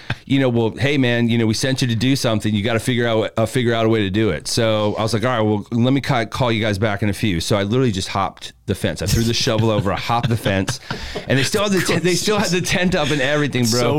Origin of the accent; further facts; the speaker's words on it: Columbia, Maryland, United States; now in Tampa, United States; I'm from Columbia, Maryland, which is literally right in between Baltimore and DC.